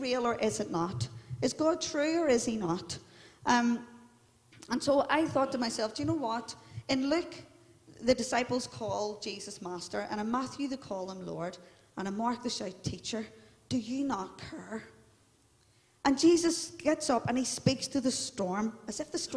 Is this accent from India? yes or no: no; Belfast, Northern Ireland, United Kingdom; I'm from the Shankill, and we're all into our identity